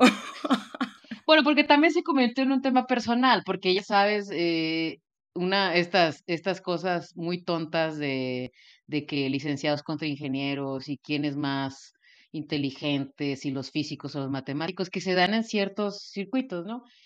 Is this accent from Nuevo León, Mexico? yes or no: yes; Monterrey, Nuevo León, Mexico; also born or lived in Houston; yo soy de Monterrey